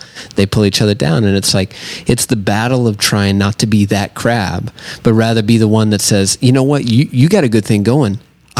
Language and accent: English; Southern United States, United States; I'm from the South, so